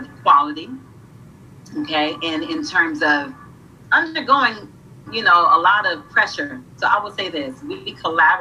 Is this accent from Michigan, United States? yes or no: no; Peoria, Illinois, United States; I was born in Peoria, Illinois. I was born in Peoria, Illinois, 3 hours from Chicago. But we were born in an apartment complex called Taft Homes.